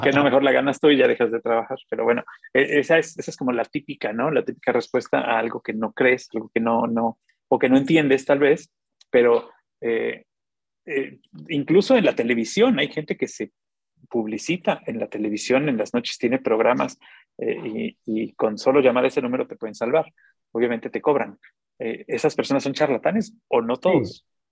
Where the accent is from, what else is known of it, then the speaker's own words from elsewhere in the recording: Xalapa, Veracruz, Mexico; yo soy jalapeño, ¿no? Pero yo, soy más, yo soy más veracruzano que, los voladores de Papantla